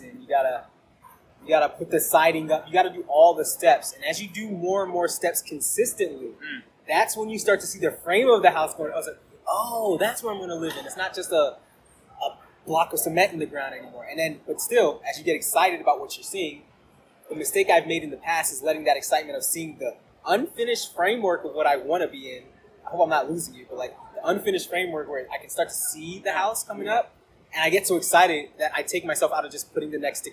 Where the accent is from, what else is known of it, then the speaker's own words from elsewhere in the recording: Northern Virginia, United States; I grew up in the Northern Virginia area